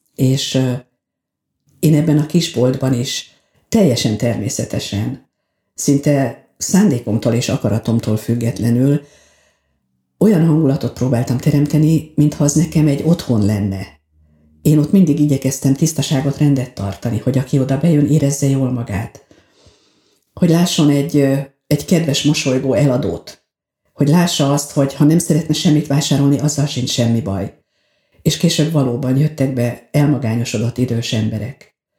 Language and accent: Hungarian; Veszprém, Veszprém County, Hungary; moved away as an adult; now in Balatonalmádi, Hungary; eljönnöm Veszprémből, a szülőházamból